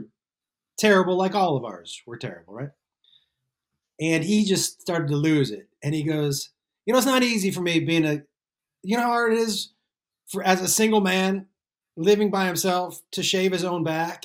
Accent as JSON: {"language": "English", "region": "Massachusetts", "country": "United States", "said": "I'm from Massachusetts"}